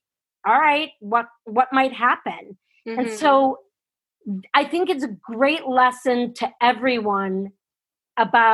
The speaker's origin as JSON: {"language": "English", "region": "Wisconsin", "country": "United States", "said": "I'm a girl from Wisconsin."}